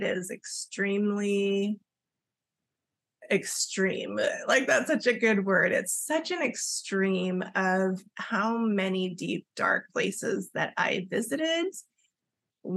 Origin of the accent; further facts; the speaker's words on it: Los Angeles, California, United States; my mom is from Okinawa, Japan, and my dad is Welsh, and we grew up in Los Angeles, California